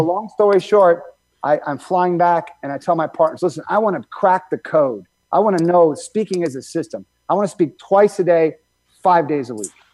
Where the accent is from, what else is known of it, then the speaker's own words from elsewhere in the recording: Michigan, United States; I grew up in Michigan